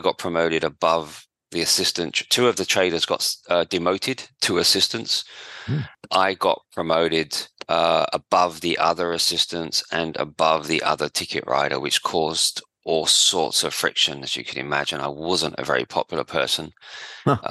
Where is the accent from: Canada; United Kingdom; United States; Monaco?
United Kingdom; outskirts of London; moved away as an adult; now in Perth, Australia; I grew up in just outside London, on the outskirts of London, in England, obviously, not in Australia.